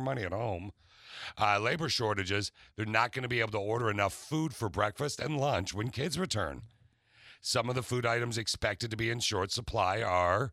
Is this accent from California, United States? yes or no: no; Okemos, Michigan, United States; Kennewah Middle School in Okemos